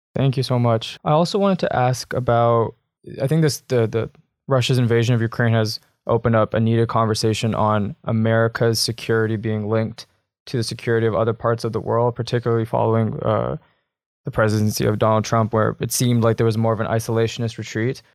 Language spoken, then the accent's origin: English; Canada; I'm a Canadian as well